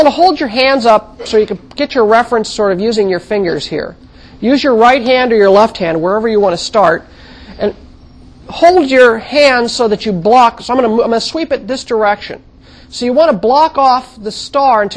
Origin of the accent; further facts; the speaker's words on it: Midwest, United States; also born or lived in Kansas / Missouri; now in California, United States; I didn't actually live in California all my life. I grew up in the Midwest, and I lived in Kansas and Missouri for a while as a very young child